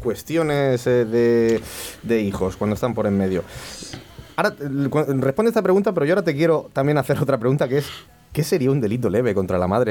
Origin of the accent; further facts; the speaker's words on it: Vega Baja, Valencian Community, Spain; los de la Vega Baja somos medio murcianos